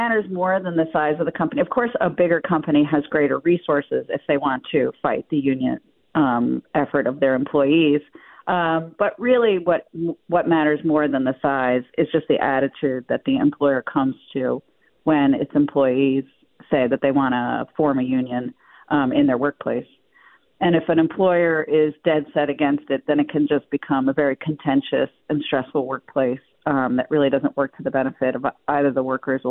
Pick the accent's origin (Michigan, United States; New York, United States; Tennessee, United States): New York, United States; Buffalo; We come from Buffalo. It's something I think we can be proud of.